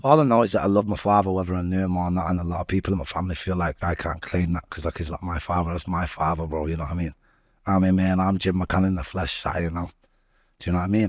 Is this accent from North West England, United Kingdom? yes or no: yes; Salford, North West England, United Kingdom; also born or lived in Manchester; growing up in Little Autumn was a bit mad